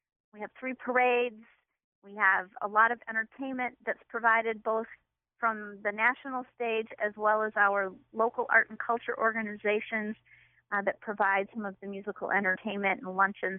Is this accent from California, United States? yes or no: no; Ann Arbor, Michigan, United States; moved away as an adult; now in Holland, Michigan, United States; I grew up in the Ann Arbor area and came to Holland to go to Hope College many years ago and never left. So I call Holland my home. I've lived here longer than I've lived anywhere else.